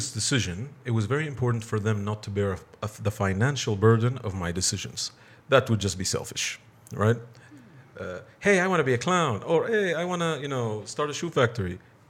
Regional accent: Bahrain; also born or lived in California; I'm from Bahrain.

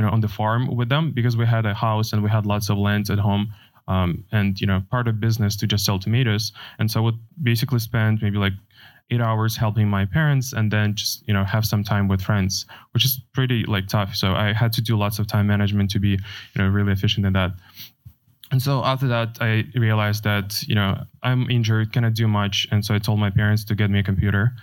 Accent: Ukraine; now in United States; I was born in Ukraine

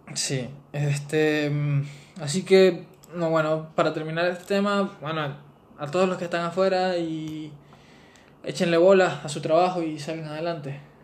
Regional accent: Venezuela; moved away; nosotros como venezolanos

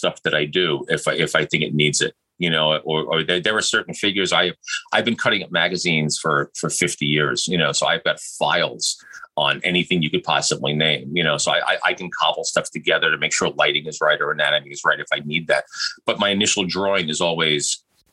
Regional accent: New York City, New York, United States; I was lucky enough to be born and raised in New York City

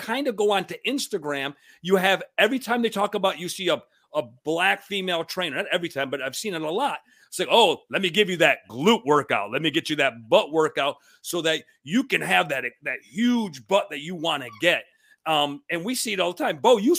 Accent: Cuba; now in New York, United States; When we came over from Cuba, my father used to tell me people who were bigger, who were heavier, it's a sign of money.

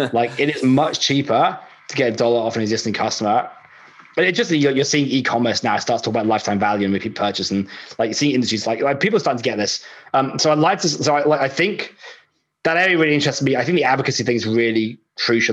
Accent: United Kingdom; now in Australia; I'm British

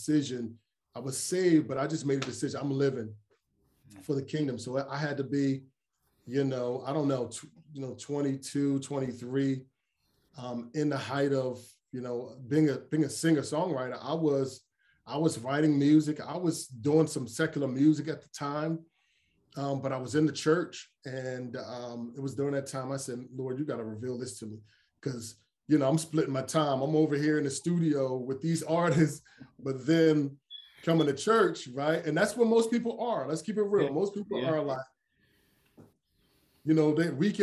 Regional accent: Philadelphia, Pennsylvania, United States; also born or lived in Coatesville, Pennsylvania; I was born and raised in Philly

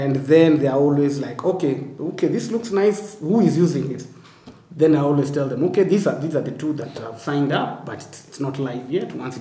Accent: Kenya

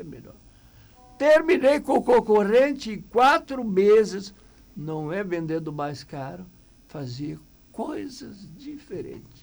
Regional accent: Bom Retiro do Sul, Rio Grande do Sul, Brazil; Portuguese is a second language; moved away as an adult; also born or lived in São Jerônimo; Eu vim lá de Bom Retiro

